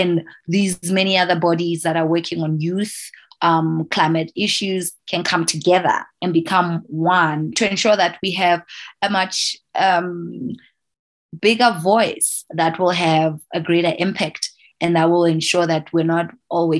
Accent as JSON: {"language": "English", "country": "Lesotho", "said": "here on the ground in my home country"}